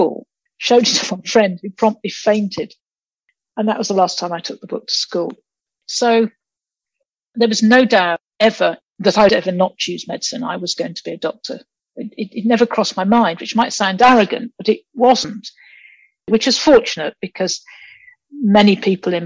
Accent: Peterborough, East of England, United Kingdom; also born or lived in Nigeria; I came to England when I was quite young, actually. So I was born in Nigeria, but then we settled in Peterborough

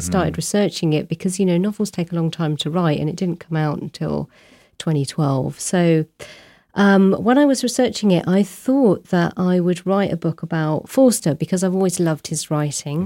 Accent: Abingdon, South East England, United Kingdom; moved away as an adult; also born or lived in Warwick; now in Brighton, United Kingdom; I grew up in the small town of Abingdon

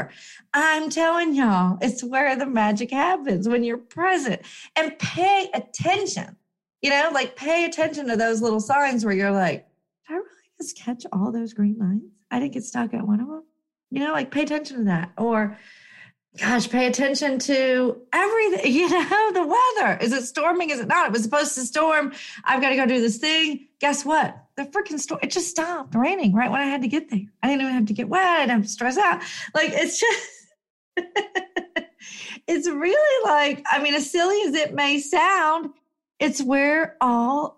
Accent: United States; as an American

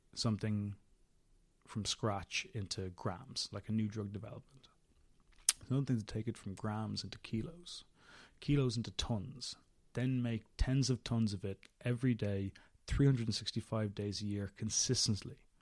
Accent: Dublin, Leinster, Ireland; also born or lived in London; So I was born and brought up in Dublin

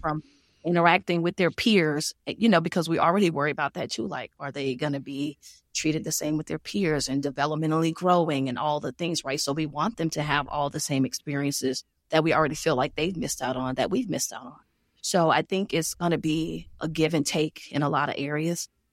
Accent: Louisiana, United States; moved away; also born or lived in Georgia; I'm from Louisiana

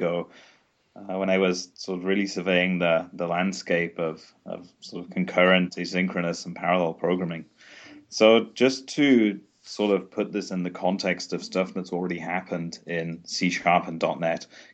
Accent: England, United Kingdom; now in Sweden; I'm from England, and I'm currently based in Sweden

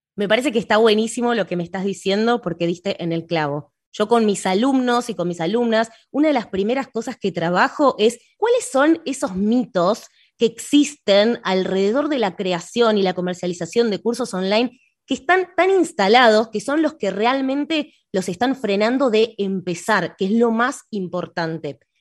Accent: Argentina; soy argentina

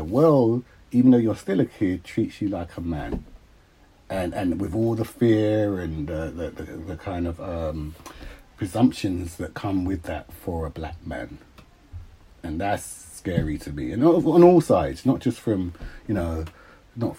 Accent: Uxbridge, London, United Kingdom; Then my mum and dad moved, and they moved to Uxbridge

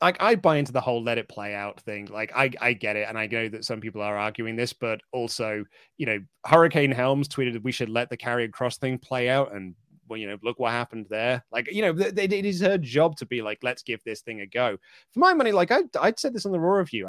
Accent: United Kingdom; I'm British

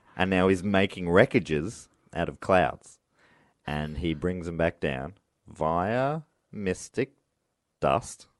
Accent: Moorabbin, Victoria, Australia; I grew up in Moorabbin

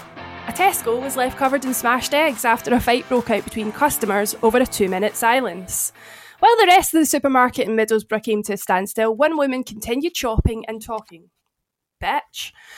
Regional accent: Ireland; Even as an Irishman, Billy, that's quite disrespectful.

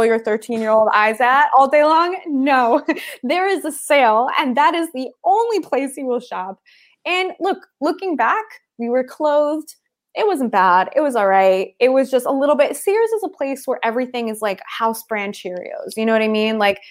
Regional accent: Philadelphia, Pennsylvania, United States; I grew up in Philly

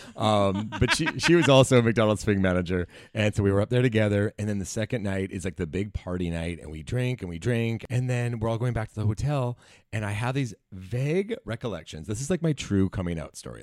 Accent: Langley, British Columbia, Canada; I'm from Langley, B C

